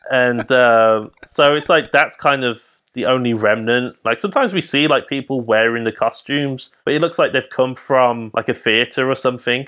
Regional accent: Birmingham, West Midlands, United Kingdom; I'm from Birmingham

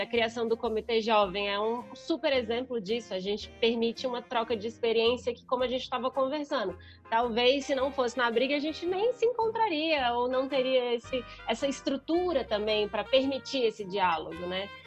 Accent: Brasília, Federal District, Brazil; Eu, como boa brasiliense, fui criada para fazer concurso público

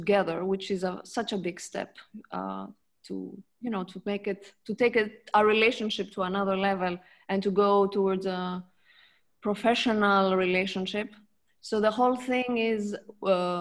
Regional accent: Greece; moved away as an adult; now in Lucerne, Switzerland; So originally I'm born in Greece, from a French mother and a Greek father

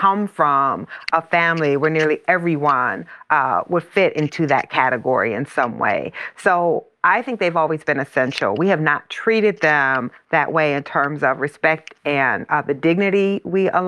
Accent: Iowa, United States; the plant in my hometown is in Iowa

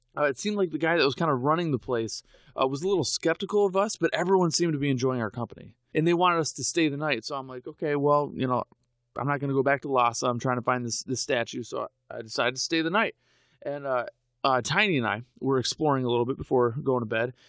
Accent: United States; I'm an American

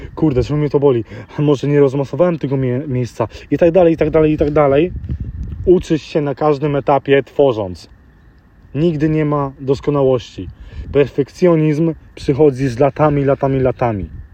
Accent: London, United Kingdom; Dorastając e, w Londynie, w Wielkiej Brytanii

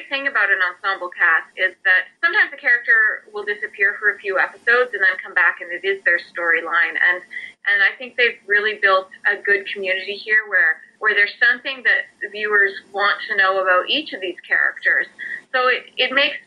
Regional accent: Saskatchewan, Canada; moved away; also born or lived in Toronto; I'm from Saskatchewan, I'm from the prairies, and I had moved out to Toronto

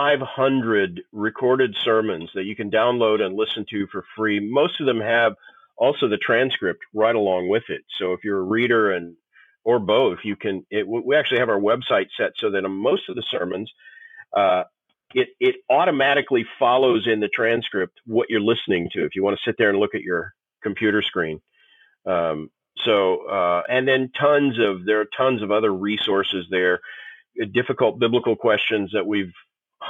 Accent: Tulsa, Oklahoma, United States; I grew up in Tulsa, Oklahoma, which was the headquarters of the charismatic movement at the time

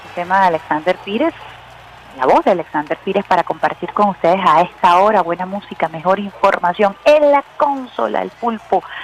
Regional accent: Venezuela

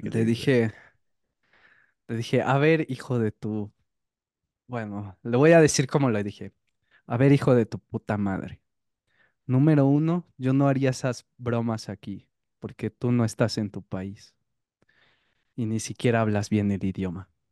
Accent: Mexico

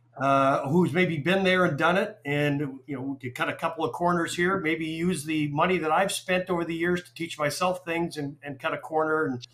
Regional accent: Calgary, Alberta, Canada; moved away as an adult; also born or lived in Waterloo, Canada / Toronto, Canada; now in Atlanta, United States; I'm from Calgary. I'm a dual citizen, Canadian US. I've lived in the US since 1988, but I'm from Calgary

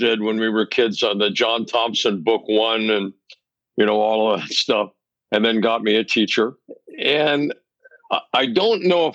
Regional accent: Mexico City, Mexico; moved away; I grew up in Mexico City

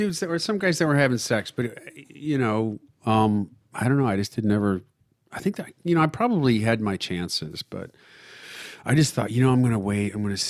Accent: Ogdensburg, New York, United States; now in Los Angeles, United States; Small town. Upstate New York on the Canadian border. It's called Ogdensburg.

